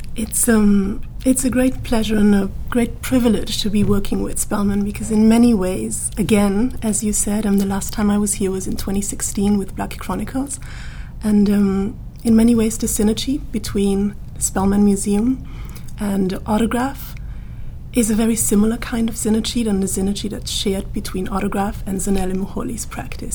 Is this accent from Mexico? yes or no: no; Austria; moved away as an adult; now in United Kingdom; I grew up in the Austrian mountains, literally.